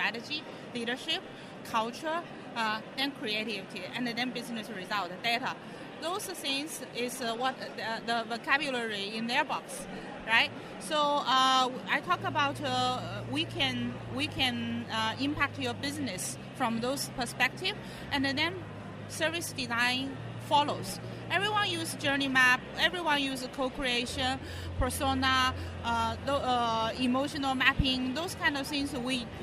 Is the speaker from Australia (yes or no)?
no; China